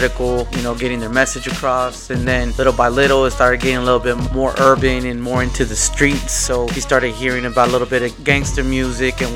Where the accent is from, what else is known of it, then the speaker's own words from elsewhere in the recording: California, United States; I'm from Cali